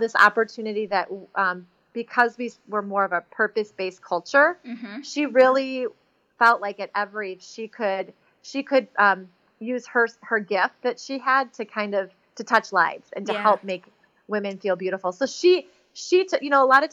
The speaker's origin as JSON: {"language": "English", "town": "Chicago", "region": "Illinois", "country": "United States", "tie": "born or raised there", "said": "I was raised in Chicago."}